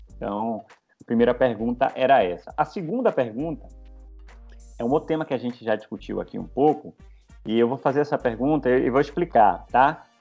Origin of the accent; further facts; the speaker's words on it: Bahia, Brazil; Eu, como um bom baiano